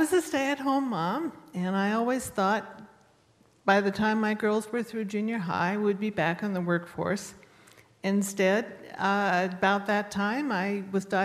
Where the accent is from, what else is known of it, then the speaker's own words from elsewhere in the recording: United States; I'm an American and a Presbyterian